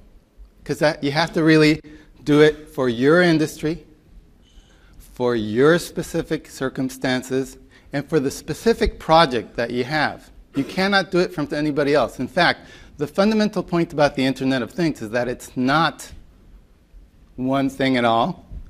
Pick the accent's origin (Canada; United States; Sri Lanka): United States; New York; I am from New York, so.